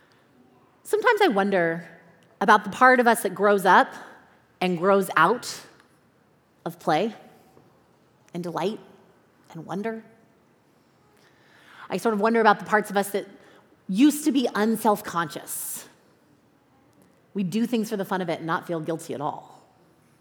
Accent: Southern California, United States; also born or lived in Chicago; I am from Southern California. That is home for me, has been all my life, except for 5 years, 5 winters that I lived in Chicago.

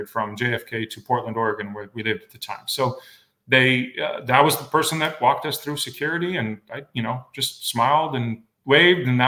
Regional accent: Romania; now in Arizona, United States; I was actually born in communist Romania in 1978.

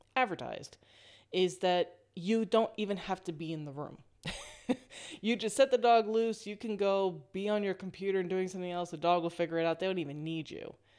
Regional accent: East Coast of the United States, United States; moved away as an adult; now in West Coast, United States; I'm originally from the East Coast of the United States.

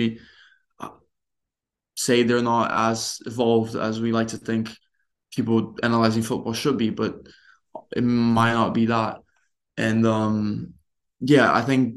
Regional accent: Brazil; I grew up watching punditry in Brazil

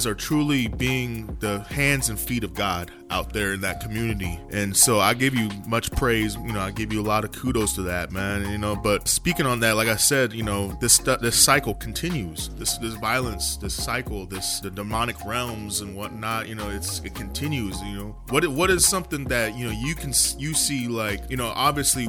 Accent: North Highlands, California, United States; I grew up in Highlands, like North Highlands area

